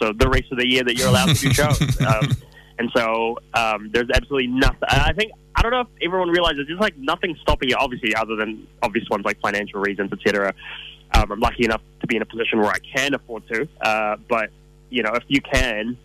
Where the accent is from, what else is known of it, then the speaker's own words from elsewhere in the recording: New Zealand; growing up in New Zealand